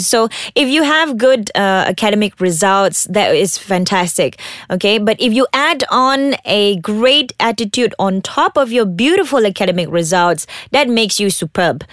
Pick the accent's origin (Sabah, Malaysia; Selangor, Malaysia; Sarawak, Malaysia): Sabah, Malaysia; I'm from Sabah.